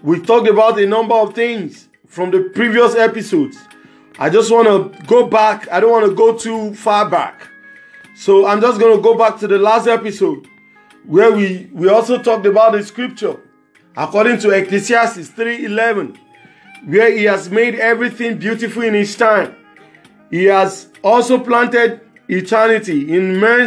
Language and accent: English; Nigeria; as Nigerian youth